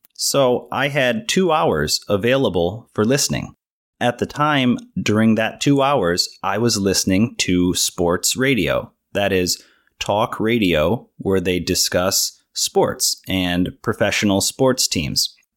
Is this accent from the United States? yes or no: yes; United States; I was born and raised here in the United States in a relatively small town